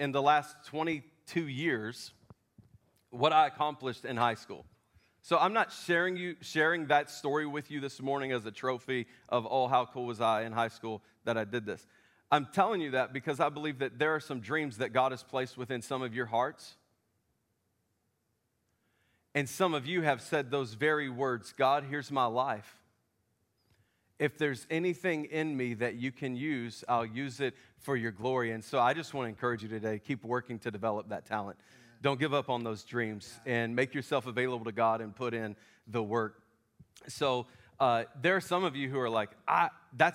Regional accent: Memphis, Tennessee, United States; I'm from Memphis.

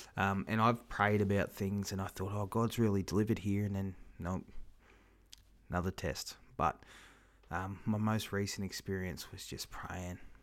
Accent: Kingaroy, Queensland, Australia; my hometown here, Kingaroy

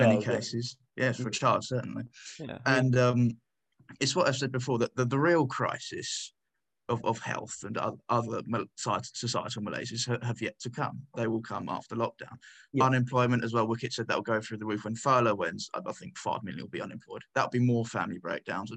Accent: near Peterborough, East of England, United Kingdom; Peterborough, close to my hometown

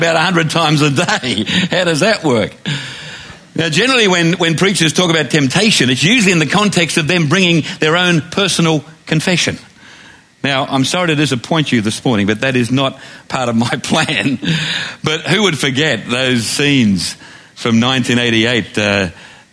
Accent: Glenbrook, New South Wales, Australia; I was walking home from the Glenbrook Primary School on the Lower Blue Mountains

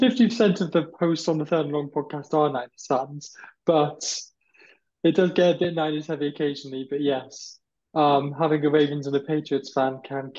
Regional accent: Bolton, North West England, United Kingdom; now in Bath, United Kingdom; I'm from Bolton, but I do now live in the southwest in Bath.

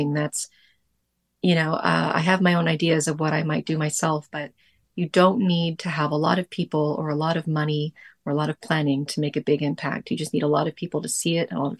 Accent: Ottawa, Ontario, Canada; now in Montreal, Canada; I'm from Ottawa originally

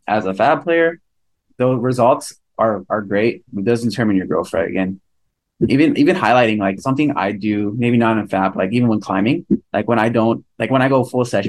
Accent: California, United States; we're all from California

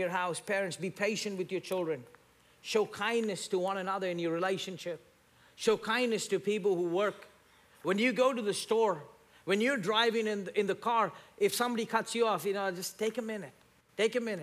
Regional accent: India; moved away; I grew up in India

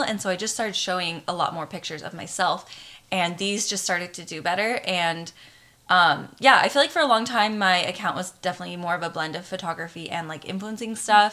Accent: Arizona, United States; moved away as an adult; also born or lived in Hawaii; now in California, United States; I've lived in Hawaii for the last six years, but I'm originally from Arizona and that's where all of our family pretty much still is

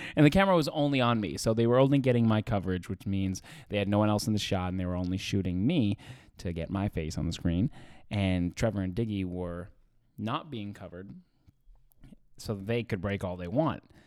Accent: Edmonton, Alberta, Canada; born or raised there; moved away

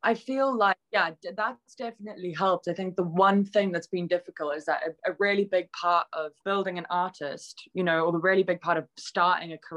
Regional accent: South Africa; moved away; I grew up in South Africa

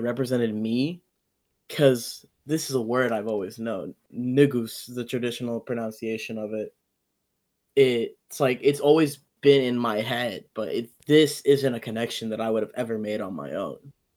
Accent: Ethiopia; moved away; I was born in Ethiopia and, like, coming here

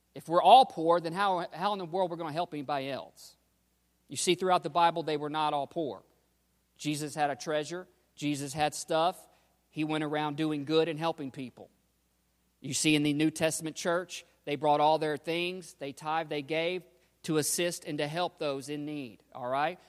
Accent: United States; we're American Christians

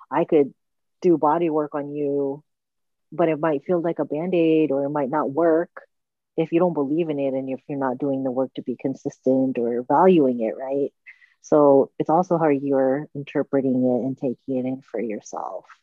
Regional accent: Okinawa, Japan; the white bitter melon, which I grew up eating in Okinawa

